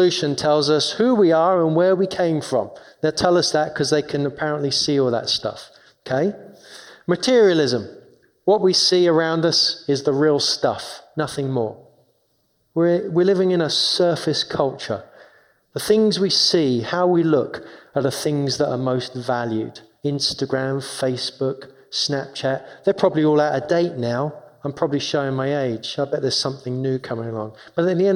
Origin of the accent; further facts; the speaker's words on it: London, United Kingdom; moved away; I grew up in London, in 2 miles away from Wimbledon tennis.